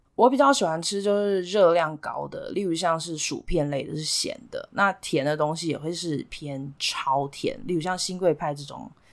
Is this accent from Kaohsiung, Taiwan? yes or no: yes; Kaohsiung, Taiwan; moved away as an adult; also born or lived in India / Hsinchu, Taiwan; now in United States; 我从小是在高雄长大